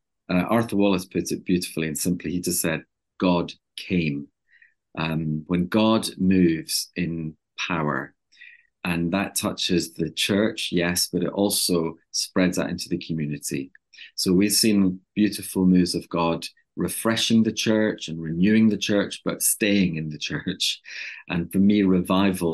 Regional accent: Inner Hebrides, Scotland, United Kingdom; now in Loughton, United Kingdom; I'm from Scotland originally. I'm actually from the Hebrides originally, from the Inner Hebrides.

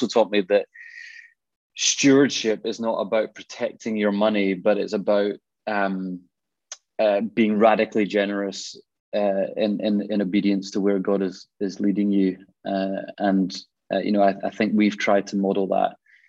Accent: Glasgow, Scotland, United Kingdom; I grew up in Glasgow. You can probably, well, tell, you might not be able to tell by the accent. I've lived down south for a while, but I grew up in Glasgow and grew up in a Christian home.

